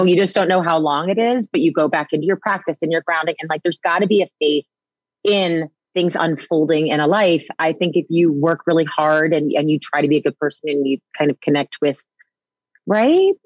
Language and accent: English; New Jersey, United States; I was raised in New Jersey